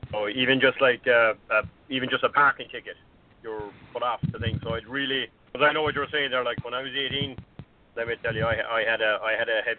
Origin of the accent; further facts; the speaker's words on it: Ireland; moved away; I'm, I'm from Ireland